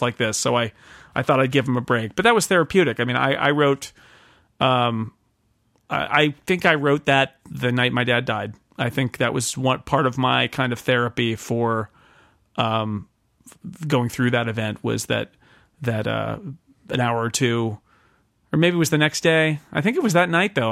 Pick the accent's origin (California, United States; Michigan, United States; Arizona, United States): California, United States; Sonora; moved away as an adult; also born or lived in Oakland, California / Groveland, California; a summer intern at the Union Democrat, which was my hometown paper